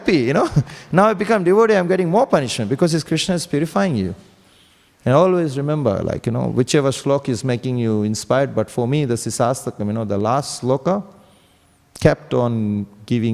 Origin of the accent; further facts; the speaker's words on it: Fiji; moved away as an adult; now in Sydney, Australia; I came to Australia in 2001 from Fiji. I'm from Fiji